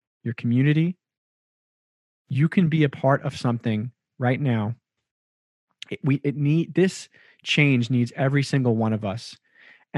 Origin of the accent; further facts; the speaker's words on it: Long Island, New York, United States; as a young white man growing up in Long Island and learning so much about Long Island's culture here in New York